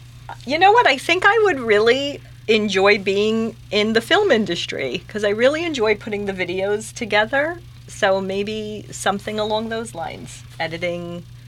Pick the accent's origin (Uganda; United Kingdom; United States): United States; New York City, New York; I'm from Astoria, so our library was on Ditmars Boulevard.